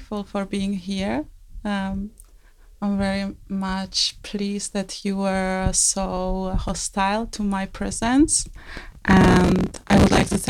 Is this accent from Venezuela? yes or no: no; Czechia; English is a second language; I am from Czech Republic